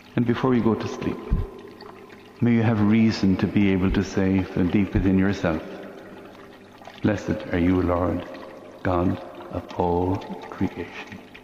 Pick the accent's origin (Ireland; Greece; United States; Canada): Ireland; Limerick, County Limerick; Here in the city of Limerick, in the middle of the last century